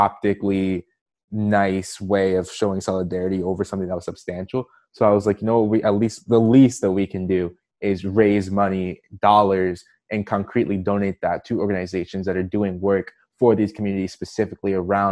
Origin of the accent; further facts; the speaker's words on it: Maryland, United States; I'm from Maryland, so right outside of Washington, D.C.